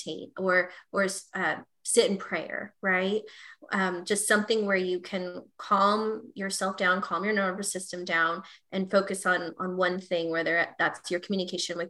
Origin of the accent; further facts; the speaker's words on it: Texas, United States; I'm from Texas, so I say y'all sometimes